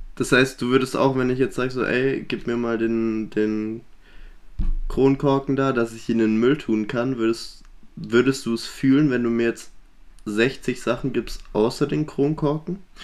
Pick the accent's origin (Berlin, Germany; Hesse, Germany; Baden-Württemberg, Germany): Baden-Württemberg, Germany; Swabia; wir kommen aus dem Schwäbischen